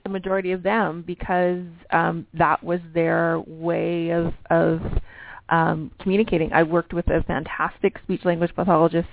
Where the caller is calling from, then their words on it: Canada; I'm calling from from Canada